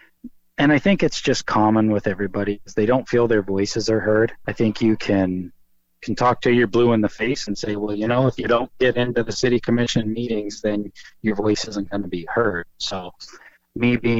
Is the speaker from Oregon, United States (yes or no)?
yes; Warrenton, Oregon, United States; also born or lived in McMinnville, Oregon; I'm a lifelong Oregonian. I moved to the coast when I was five. I moved here from McMinnville